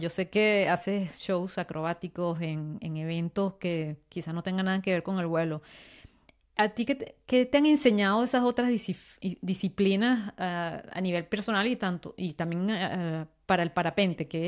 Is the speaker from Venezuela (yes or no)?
yes; Venezuela; now in France; yo vivo en Francia, pero yo vengo de Venezuela